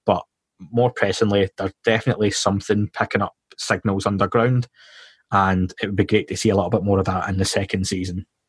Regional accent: Scotland, United Kingdom; accent: Scottish

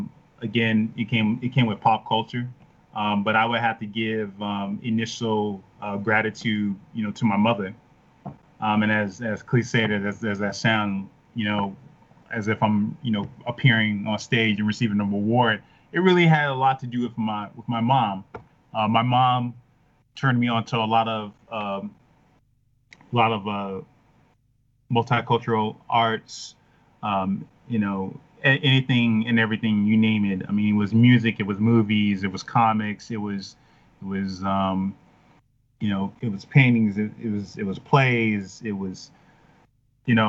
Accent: Chicago, Illinois, United States; moved away; I'm from Chicago originally

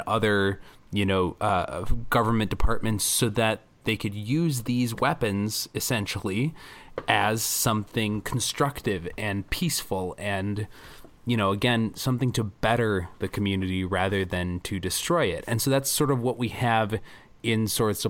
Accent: Milwaukee, Wisconsin, United States; I am from Milwaukee

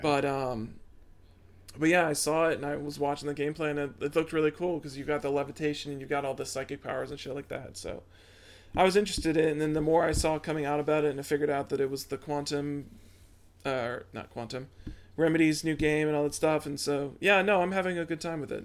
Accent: Midwest, United States; we're from the Midwest. Midwest is all Pepsi all day

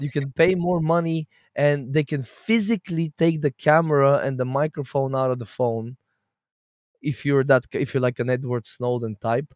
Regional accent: Bulgaria; now in Portugal; I'm Bulgarian.

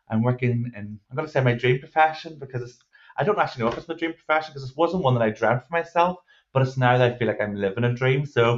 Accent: Northern Ireland, United Kingdom; I am Northern Irish. We do have a tendency to speak slightly faster

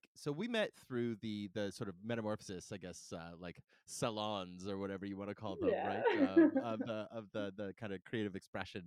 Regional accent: Calgary, Alberta, Canada; also born or lived in Saskatoon; now in Vancouver, Canada; I grew up in Calgary

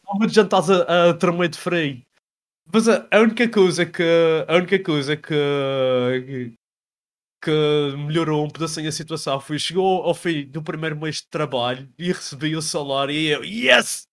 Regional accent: Madeira, Portugal; moved away as an adult; now in Belgium; como somos da Madeira

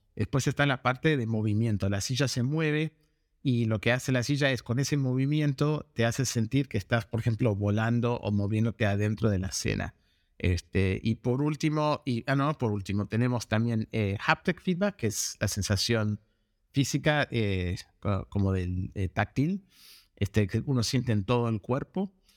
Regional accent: Argentina; moved away as an adult; also born or lived in United States; now in Los Angeles, United States; me crié en Argentina y me mudé a Estados Unidos para seguir un estudio de carrera

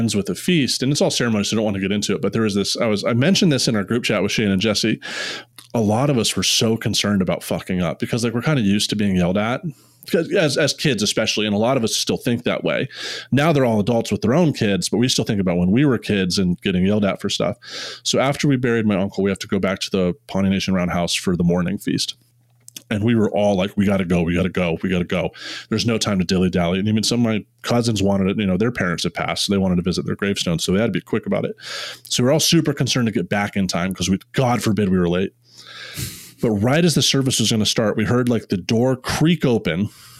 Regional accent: India; this is the coolest thing about being Indian, is like, there's a family that took care of us

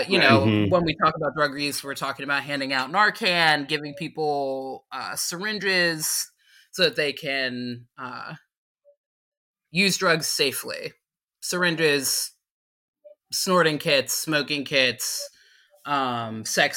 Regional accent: South Mountain, Pennsylvania, United States; I am from South Mountain, Pennsylvania. It is a mountain of 286 people

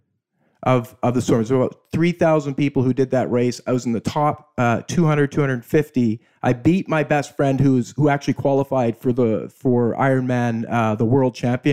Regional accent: Okanagan Valley, British Columbia, Canada; when I was growing up, I grew up in the Okanagan Valley

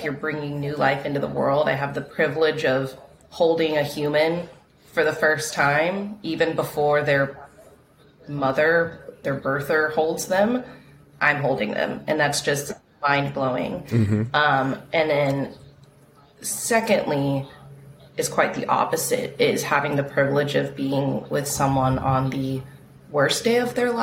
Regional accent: Texas, United States; moved away as an adult; now in Hawaii, United States; I'm from Texas. I was there my whole life. And then I did medical school there

